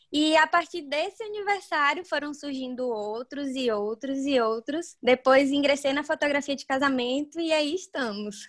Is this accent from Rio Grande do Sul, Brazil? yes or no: no; Varzedo, Bahia, Brazil; Eu moro em Varzedo, é uma cidade bem pequena no interior da Bahia. Tenho muito orgulho de onde eu venho